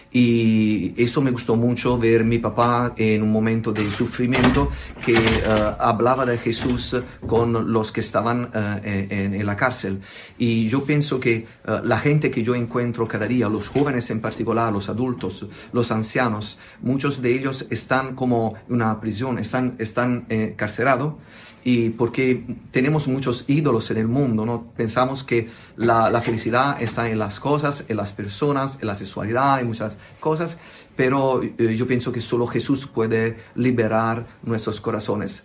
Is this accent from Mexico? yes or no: no; Italy; Spanish is a second language; pido perdón por mi español, por soy italiano